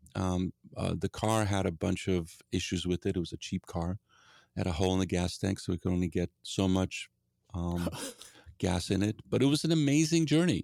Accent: Gdansk, Pomeranian Voivodeship, Poland; now in Seattle, United States; I grew up in Poland

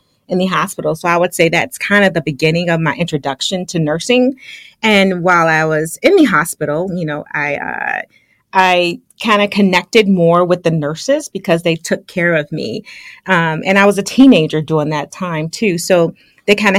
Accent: Chicago, Illinois, United States; also born or lived in Western Michigan; I grew up in Chicago, you know, like the Chicagoland

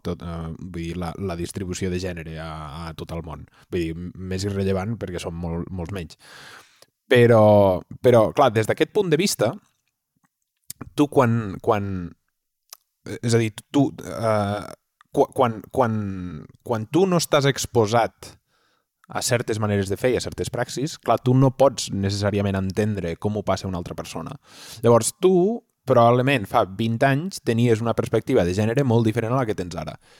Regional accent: Catalonia, Spain; som catalans

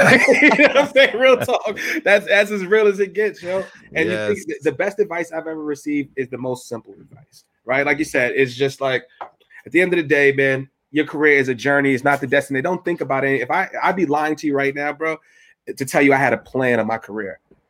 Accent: New York City, New York, United States; from Evander Childs High School in the Bronx.

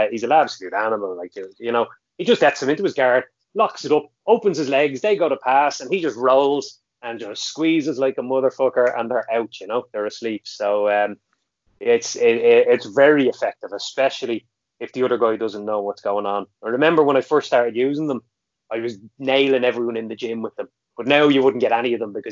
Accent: County Meath, Leinster, Ireland; I'm from County Meath, I'm from Ritholt in Meath

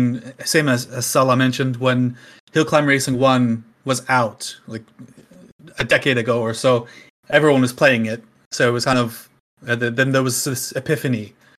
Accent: Canada; moved away as an adult; now in Finland; you might be able to hear that my accent is not necessarily Finnish. So I'm originally from Canada. That's what that is. I've been living in Finland now for 5 or 6 years.

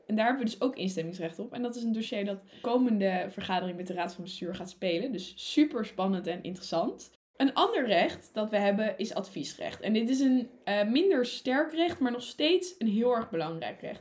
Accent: Utrecht, Netherlands; also born or lived in Wageningen; ik kom uit Utrecht en uh, wij wonen gewoon in een rijtjeshuis in de stad.

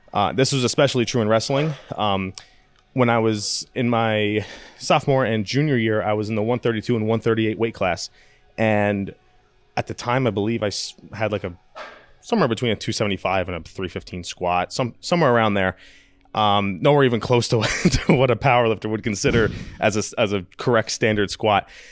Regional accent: New York, United States; born or raised there

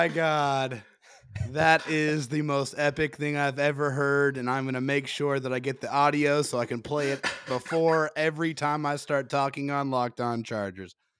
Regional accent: San Diego, California, United States; I'm born and raised in San Diego

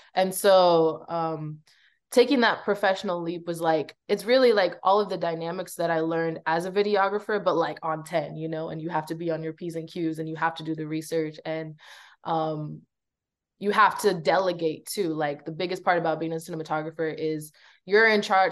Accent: Belize; now in United States; I grew up in Belize for a big part of my life, and I ended up coming to America to pursue a better education

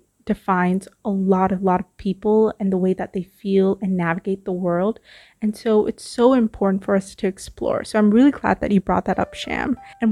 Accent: Vancouver, British Columbia, Canada; also born or lived in Toronto; now in Singapore; moved to Canada when I was 10 years old in search of, you know, just a better life. I spent my time growing up in Vancouver. I moved to Toronto. I'm currently back in Singapore.

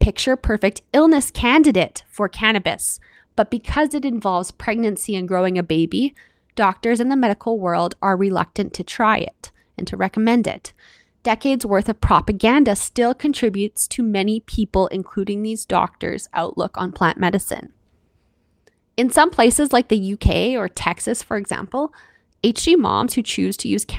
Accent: Canada; I'm your Canadian host

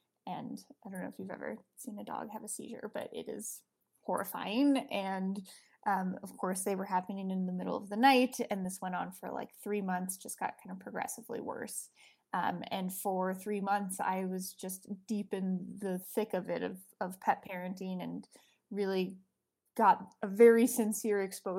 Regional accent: Colorado, United States; moved away; also born or lived in New York; I grew up in Colorado.

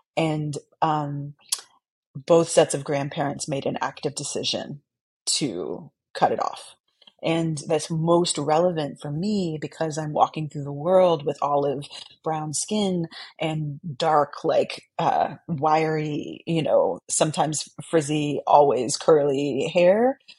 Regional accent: San Antonio, Texas, United States; i grew up in san antonio texas

